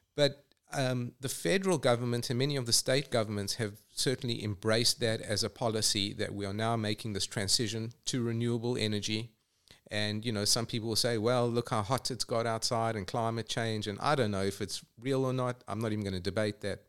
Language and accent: English; Johannesburg, Gauteng, South Africa; moved away as an adult; also born or lived in England; now in Atlanta, United States; I grew up in Johannesburg